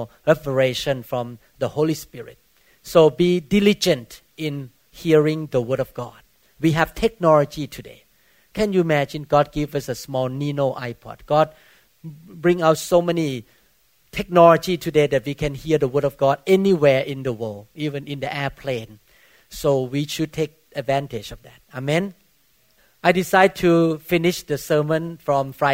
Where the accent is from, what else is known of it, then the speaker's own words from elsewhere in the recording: Thailand; moved away as an adult; now in Bellevue, United States; I came from Buddhist country